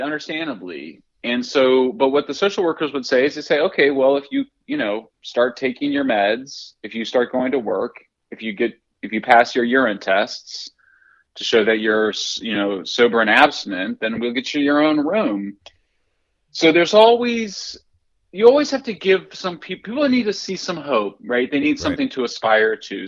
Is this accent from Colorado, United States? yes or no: yes; Greeley, Colorado, United States; I'm from Greeley, Colorado